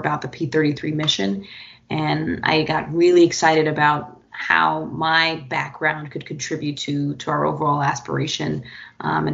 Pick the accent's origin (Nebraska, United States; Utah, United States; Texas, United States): Texas, United States; Houston; moved away as an adult; now in Chicago, United States; I grew up in Houston. I'm a Houston native, but got to Chicago quickly as I could and called it home for sure for the past few years